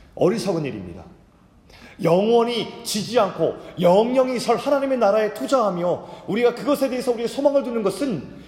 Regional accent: South Korea

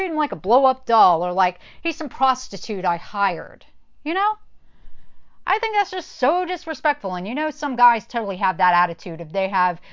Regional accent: North Carolina, United States; growing up in the Christian church in North Carolina

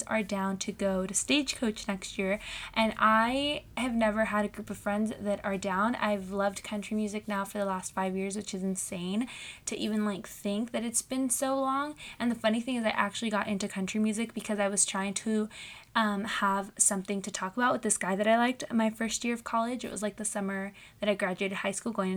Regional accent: Southern California, United States; I'm 21. I'm from Southern California

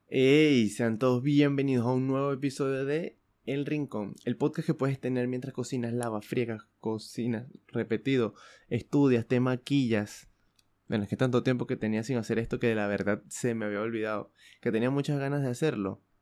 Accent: Venezuela; moved away; yo soy de Venezuela

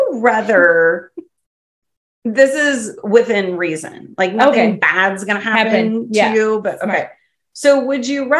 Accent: Clinton, United States; I'm from Clinton.

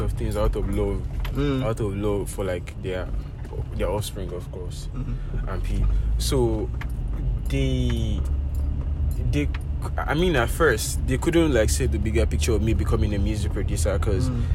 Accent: Lagos, Nigeria; I grew up in Isolo, Lagos. I spent most of my childhood

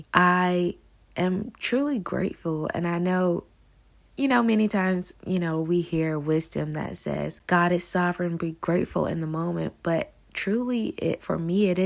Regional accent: Newberry, South Carolina, United States; moved away as an adult; now in Atlanta, United States; I was born and raised in South Carolina in a very small town called Newberry, and I moved to Atlanta, Georgia in January of this year

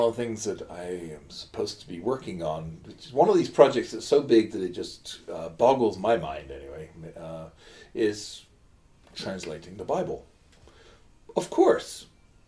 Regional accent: England, United Kingdom; as an English person

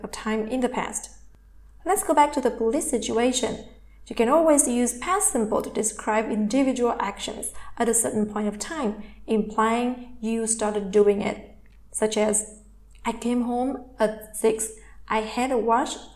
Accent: Vietnam; English is a second language; I am from Vietnam, and in Vietnamese language, we do not have tenses

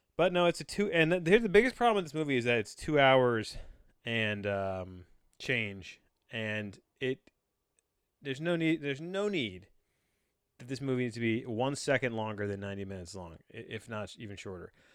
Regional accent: United States; as a cultured American

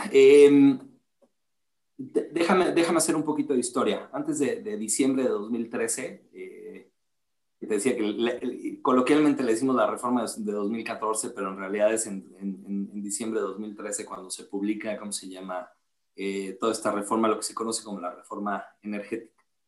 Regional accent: La Paz, Baja California Sur, Mexico; moved away as an adult; also born or lived in Mexico City / Austin, Texas; somos de La Paz, Baja California

